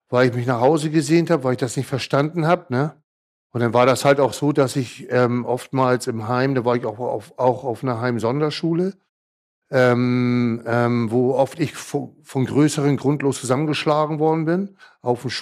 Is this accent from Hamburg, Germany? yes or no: yes; Hamburg, Germany; born there; Bin ja 1966 geboren in Hamburg.